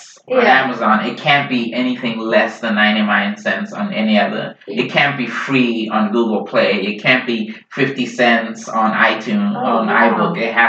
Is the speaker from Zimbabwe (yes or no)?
yes; Zimbabwe; also born or lived in Idaho; now in Seattle, United States; Zimbabwean politics as well, which is my home country.